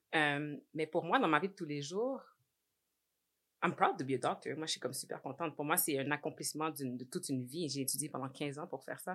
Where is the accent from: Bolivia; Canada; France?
Canada; Montreal, Quebec; moved away as an adult; also born or lived in Laval / Edmonton; now in Toronto, Canada; J'ai grandi à Saint-Michel jusqu'à l'âge de 18 ans